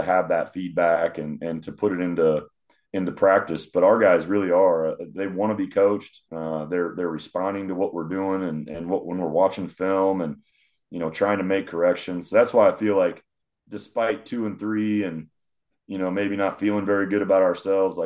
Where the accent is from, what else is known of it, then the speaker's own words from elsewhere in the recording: Omaha, Nebraska, United States; moved away; also born or lived in Kansas City; I'm from Omaha originally